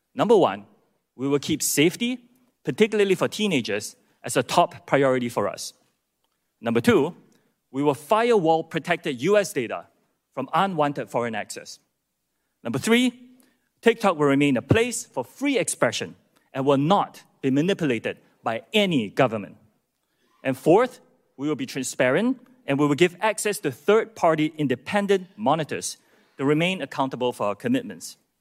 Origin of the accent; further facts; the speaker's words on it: Singapore; moved away as an adult; also born or lived in United Kingdom / United States; I'm from Singapore. That's where I was born, as were my parents. And after serving in Singapore's military, I moved to the U K to attend college